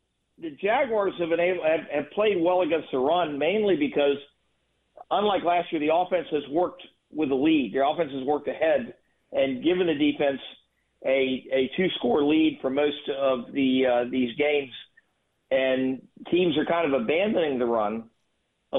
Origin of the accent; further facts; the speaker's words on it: New Carrollton, Maryland, United States; also born or lived in Charles County, Maryland; now in Jacksonville, United States; An old Washington suburban kid. I was born in New Carrollton